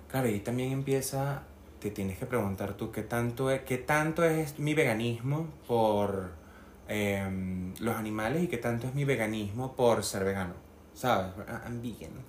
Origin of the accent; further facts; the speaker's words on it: Barinas, Venezuela; yo nací en Barinas, o sea, tierra de caballos y vacas y ganado y, Me y granjas. Y yo crecí en ese ambiente